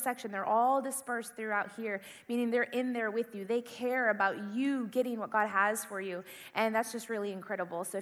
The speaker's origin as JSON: {"language": "English", "region": "Indiana", "country": "United States", "tie": "born or raised there", "also_born_or_lived": "California", "moved": "as an adult", "said": "I grew up in the Midwest. I grew up in Indiana"}